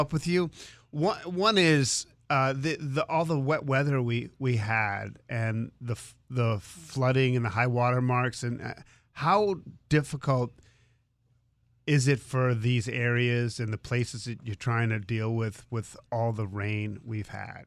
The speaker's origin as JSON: {"language": "English", "town": "Boston", "region": "Massachusetts", "country": "United States", "tie": "born or raised there", "moved": "yes", "said": "I grew up in Boston"}